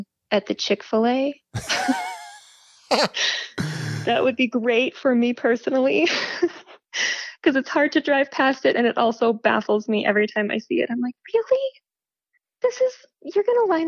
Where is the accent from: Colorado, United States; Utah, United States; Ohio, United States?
Utah, United States; Roosevelt; moved away as an adult; also born or lived in Salt Lake City, Utah; I grew up in Roosevelt in the Uinta Basin